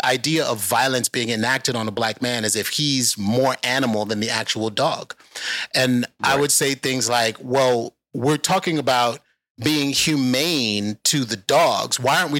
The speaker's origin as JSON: {"language": "English", "town": "New York City", "region": "New York", "country": "United States", "tie": "born or raised there", "said": "I'm from the Bronx. I grew up in the South Bronx."}